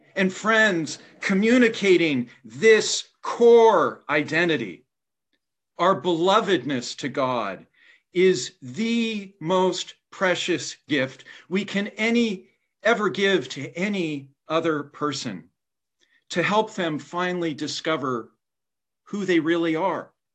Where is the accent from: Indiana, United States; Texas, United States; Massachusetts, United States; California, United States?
Indiana, United States; my home state of Indiana